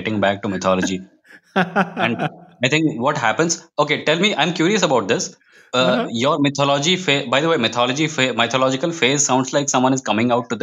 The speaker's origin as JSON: {"language": "English", "country": "India", "tie": "born or raised there", "also_born_or_lived": "Mumbai", "said": "I quit my job and came back to my hometown where I am currently working out"}